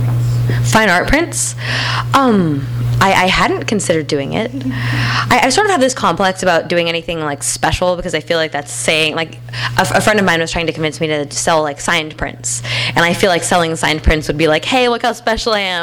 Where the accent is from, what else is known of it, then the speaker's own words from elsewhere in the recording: Bend, Oregon, United States; in my hometown of Bend